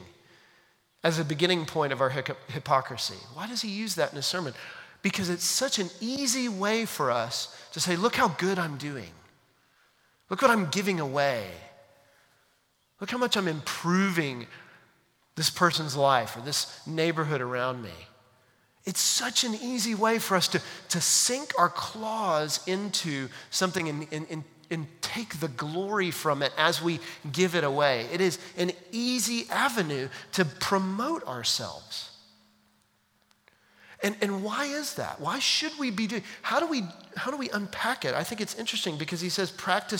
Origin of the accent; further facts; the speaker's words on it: United States; we as American 21st century Christians